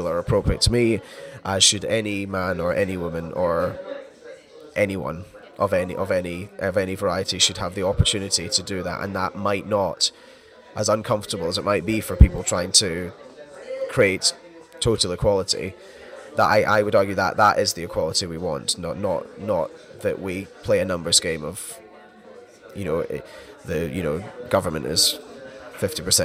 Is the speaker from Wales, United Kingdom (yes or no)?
no; Scotland, United Kingdom; I'm Scottish